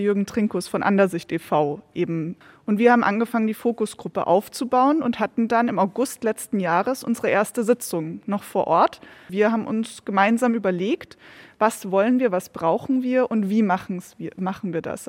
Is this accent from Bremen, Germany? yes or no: no; Bavaria, Germany; moved away as an adult; also born or lived in Regensburg / Edinburgh, Scotland / Scottish Highlands; Ich bin ja eigentlich Bayerin, sozusagen hier hochgewandert